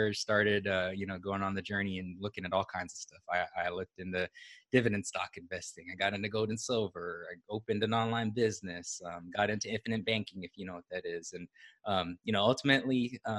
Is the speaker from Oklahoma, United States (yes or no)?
no; Honolulu, Hawaii, United States; moved away as an adult; also born or lived in Austin, Texas; now in Dallas, United States; I'm originally from Honolulu, Hawaii. That's where I was born and raised.